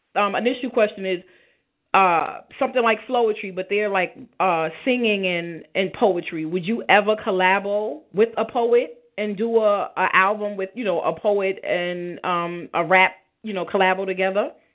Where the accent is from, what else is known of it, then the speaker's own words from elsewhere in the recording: New York City, New York, United States; I'm from Brownsville, born and raised